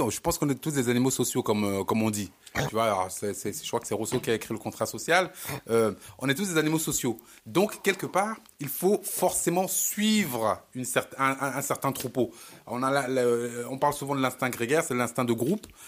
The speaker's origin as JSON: {"language": "French", "country": "Cameroon", "lives_now": "France", "said": "Je suis camerounais. Je suis camerounais. Je vis en France. Je prends les coutumes françaises."}